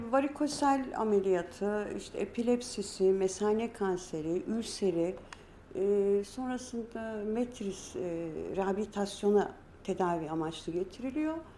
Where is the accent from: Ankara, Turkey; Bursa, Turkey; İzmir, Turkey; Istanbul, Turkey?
Istanbul, Turkey; also born or lived in Dersim (family origin); Biz Samatya'da büyüdük